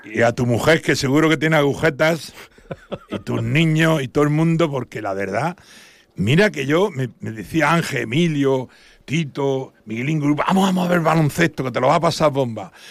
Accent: Santa Eulària des Riu, Balearic Islands, Spain; Santulalia, que es mi pueblo

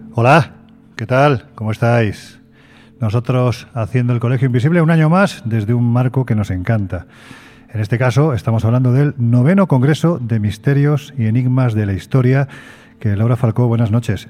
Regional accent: Jaén, Andalusia, Spain; soy un andaluz sin ninguna gracia

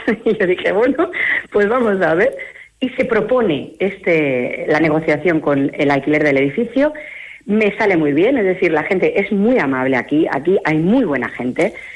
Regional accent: Mallorca, Balearic Islands, Spain; moved away as an adult; now in Palencia, Spain; los que somos de Mallorca sabemos lo que es vivir allí

